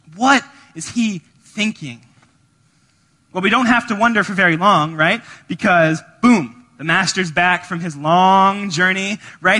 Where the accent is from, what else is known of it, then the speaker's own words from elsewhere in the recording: Georgia, United States; now in Evanston, United States; We're from Georgia